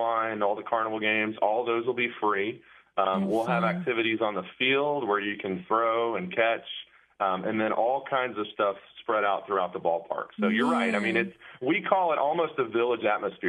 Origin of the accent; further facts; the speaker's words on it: Marietta, Georgia, United States; also born or lived in Atlanta; I grew up in Atlanta, grew up in Marietta.